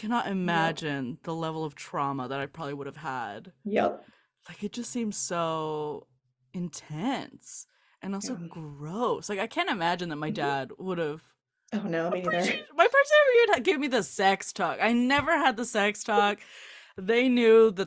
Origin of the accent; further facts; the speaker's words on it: Southern California, United States; I grew up in Southern California.